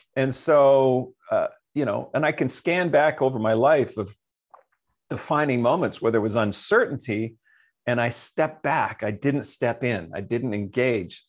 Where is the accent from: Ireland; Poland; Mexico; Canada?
Canada; I'm from Canada